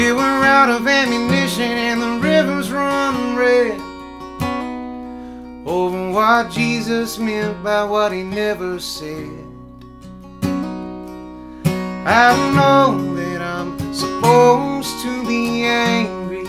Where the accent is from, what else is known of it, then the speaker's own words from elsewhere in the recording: Mobile, Alabama, United States; I was born and raised in the South, and I love it here